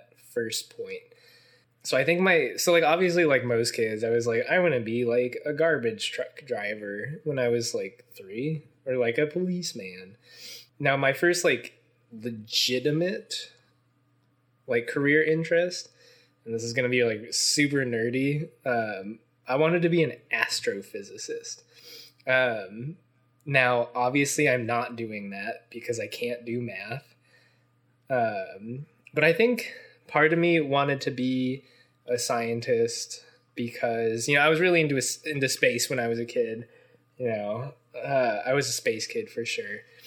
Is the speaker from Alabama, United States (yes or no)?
no; Mason, Ohio, United States; also born or lived in Cincinnati, Ohio; I grew up in Mason, Ohio, just like you did.